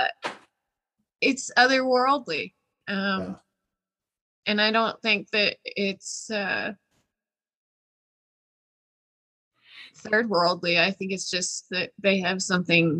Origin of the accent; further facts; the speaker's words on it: Midwest, United States; Growing up in the Midwest